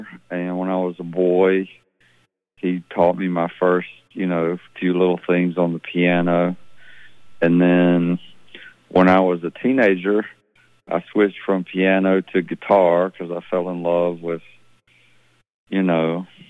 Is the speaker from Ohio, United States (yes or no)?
no; Laurel, Mississippi, United States; also born or lived in Arkansas / Dallas, Texas / New Orleans / New York City; I grew up in Laurel, Mississippi, which is, there's a show called My Hometown that is filmed in Laurel, Mississippi, where I grew up.